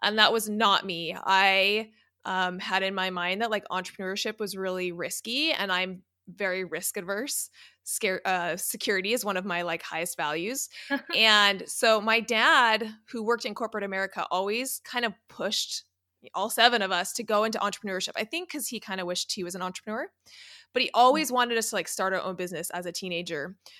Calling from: California, United States; I'm in Southern California, about 10 minutes from Disneyland.

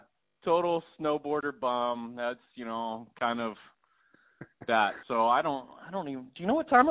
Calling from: Gig Harbor, Washington, United States; I am calling from the fabulous city of Gig Harbor.

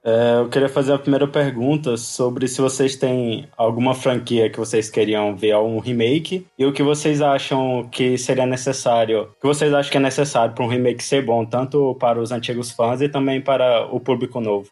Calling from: Palmas, Tocantins, Brazil; eu falo de Palmas Tocantins

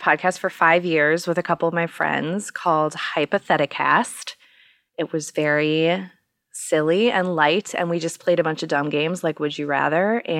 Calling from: Minneapolis, Minnesota, United States; I am in my basement in Minneapolis, Minnesota.

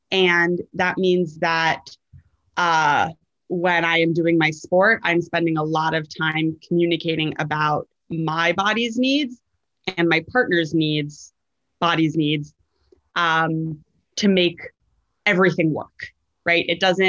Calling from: New York City, New York, United States; I am podcasting in from Brooklyn, New York, which is my home.

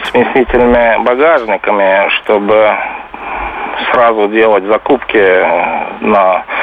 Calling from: Stockholm, Stockholm County, Sweden; Я звоню из Стокгольма, из Швеции.

